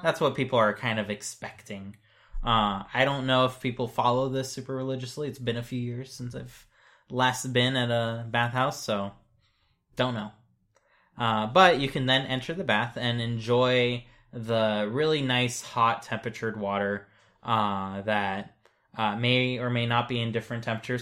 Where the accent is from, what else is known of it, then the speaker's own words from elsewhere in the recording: United States; as an American